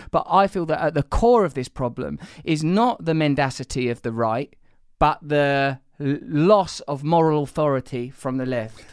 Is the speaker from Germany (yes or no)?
no; England, United Kingdom; I'm English, we're all from comparable blue collar or working class backgrounds